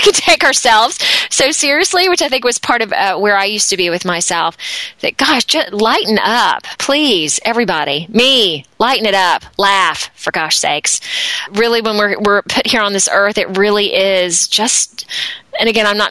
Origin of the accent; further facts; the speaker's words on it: Deep South, United States; also born or lived in Atlanta, Georgia; now in Akron, United States; as a child, I grew up in the Deep South in the States